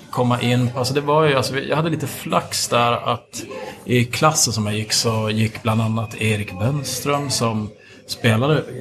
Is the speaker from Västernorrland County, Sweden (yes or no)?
no; Piteå, Norrbotten County, Sweden; also born or lived in Umeå; en stor skillnad här är att jag kommer kom ifrån Piteå.